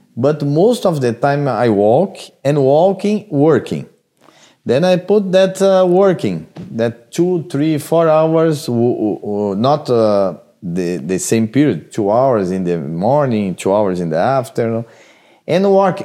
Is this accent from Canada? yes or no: no; Brazil; moved away; I came from Brazil.